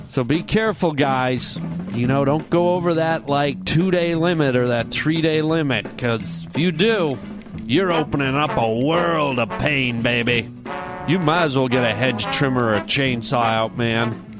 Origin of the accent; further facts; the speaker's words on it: Toronto, Ontario, Canada; moved away; I grew up in the biggest city in the country, which is Toronto